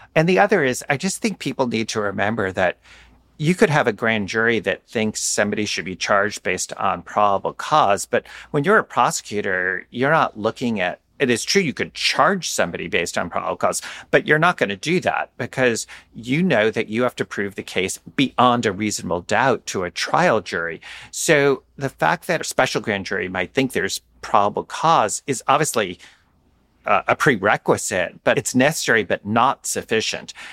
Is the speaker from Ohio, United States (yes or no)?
no; New York City, New York, United States; my hometown at N Y U